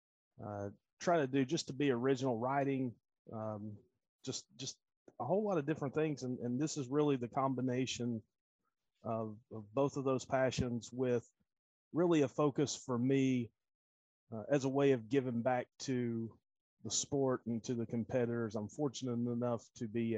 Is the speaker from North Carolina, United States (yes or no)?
yes; North Carolina, United States; now in Knoxville, United States; I'm originally from North Carolina